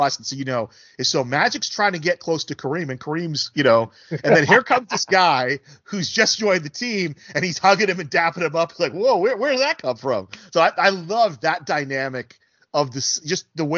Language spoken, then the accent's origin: English; New Jersey, United States; moved away; growing up in New Jersey